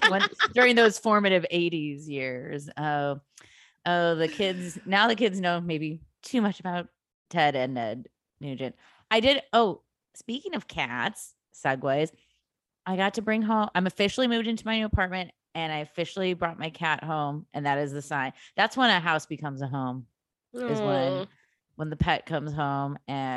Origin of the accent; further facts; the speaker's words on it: Illinois, United States; in the suburbs of Chicago.